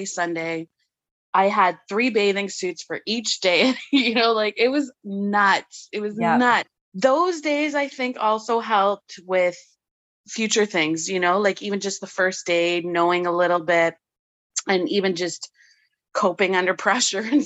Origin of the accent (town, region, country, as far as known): Ottawa, Ontario, Canada